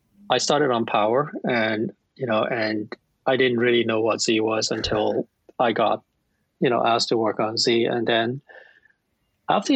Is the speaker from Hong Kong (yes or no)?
yes; Hong Kong; now in Ontario, Canada; I'm from Hong Kong.